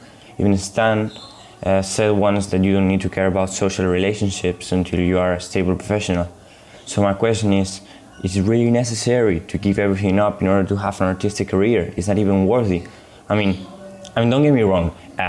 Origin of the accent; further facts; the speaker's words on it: Spain; I'm 19. I'm from Spain